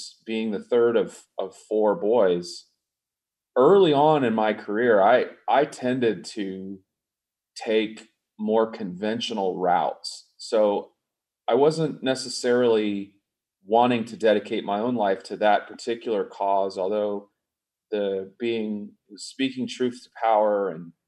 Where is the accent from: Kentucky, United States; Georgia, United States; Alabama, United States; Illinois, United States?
Georgia, United States; Atlanta; I grew up in the South, you mentioned, in a family of folks that were in the arts. I was fortunate, being from Atlanta